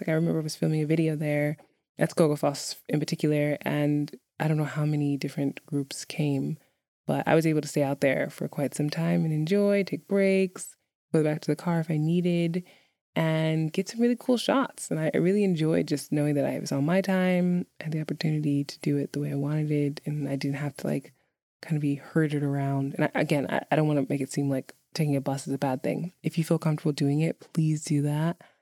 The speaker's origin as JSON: {"language": "English", "region": "New York", "country": "United States", "tie": "born or raised there", "moved": "yes", "said": "growing up in New York"}